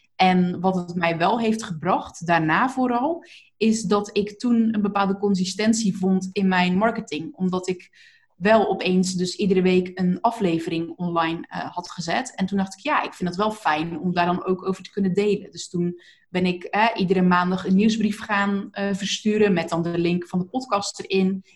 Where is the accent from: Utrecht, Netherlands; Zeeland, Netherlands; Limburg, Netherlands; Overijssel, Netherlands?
Zeeland, Netherlands; accent: Zeeland; moved away; also born or lived in North Brabant; ik kom uit Zeeland en ik heb inderdaad maar wat gedaan toen ik in Brabant ging wonen